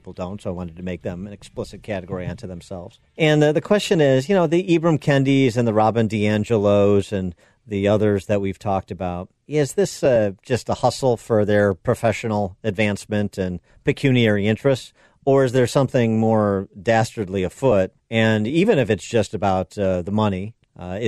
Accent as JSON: {"language": "English", "region": "Illinois", "country": "United States", "tie": "born or raised there", "said": "my home state of Illinois"}